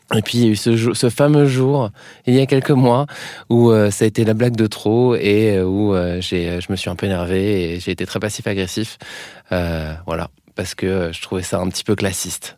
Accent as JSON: {"language": "French", "region": "Brittany", "country": "France", "accent": "Breton", "moved": "yes", "said": "quand je rentre chez moi en Bretagne"}